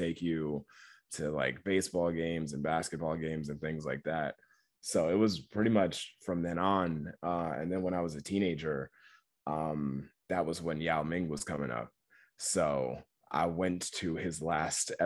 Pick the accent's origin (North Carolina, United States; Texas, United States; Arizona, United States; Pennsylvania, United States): Texas, United States; Houston; I'm born and raised in Houston, Texas